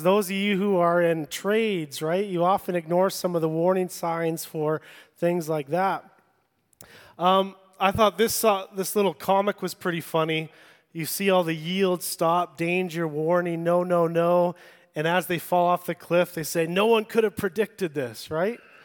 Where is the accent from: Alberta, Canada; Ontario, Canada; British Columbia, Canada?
British Columbia, Canada; Vancouver Island; I grew up on Vancouver Island